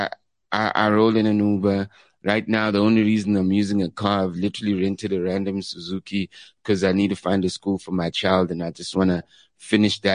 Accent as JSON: {"language": "English", "town": "Katlehong", "region": "Gauteng", "country": "South Africa", "said": "I'm from Leondale, Katlehong"}